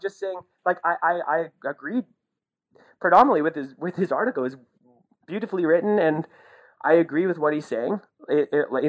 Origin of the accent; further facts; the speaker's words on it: Sudbury, Ontario, Canada; I'm from Sudbury